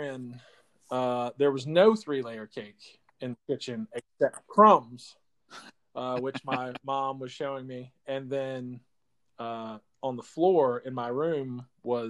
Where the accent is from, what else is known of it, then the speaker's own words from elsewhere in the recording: Eastern Shore of Virginia, United States; growing up on the Eastern Shore of Virginia